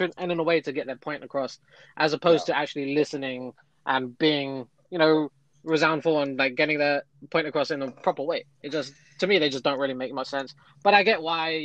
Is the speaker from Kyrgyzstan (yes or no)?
no; London, United Kingdom; growing up in London during an era where Arsenal were successful